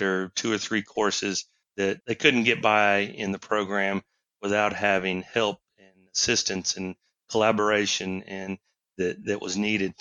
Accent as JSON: {"language": "English", "town": "Houston", "region": "Texas", "country": "United States", "tie": "born or raised there", "said": "I'm from Texas. You know, grew up in down the Houston area"}